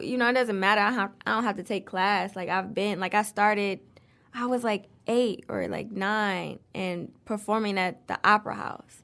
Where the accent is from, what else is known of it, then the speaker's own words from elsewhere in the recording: Detroit, Michigan, United States; Grew up on the East Side, um, off of Gratiot.